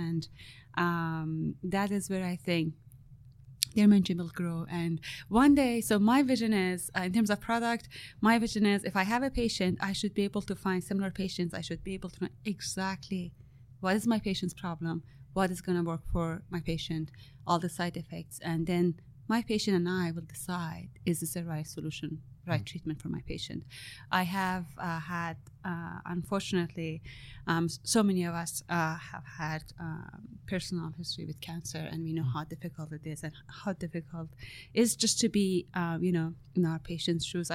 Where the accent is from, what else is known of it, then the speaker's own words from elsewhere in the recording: Iran; now in Canada; I'm Iranian Canadian. So I was born in Iran